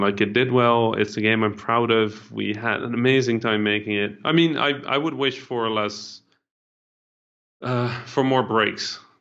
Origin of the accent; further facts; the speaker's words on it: Netherlands; English is a second language; I didn't speak English, right? I was mm-hmm. a Dutch kid